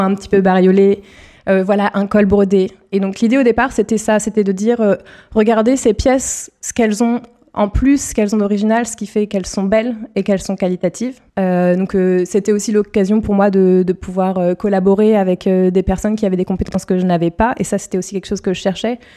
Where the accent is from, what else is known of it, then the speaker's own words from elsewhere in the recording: north-east of Paris area, Île-de-France, France; Je suis originaire d'Île-de-France, euh, dans le nord-est parisien